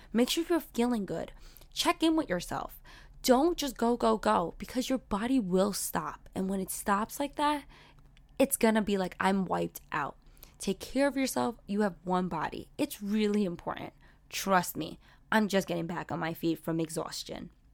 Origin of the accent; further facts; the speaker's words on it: New York City, New York, United States; I grew up in Sunset Park, but I'm also on the cusp of Borough Park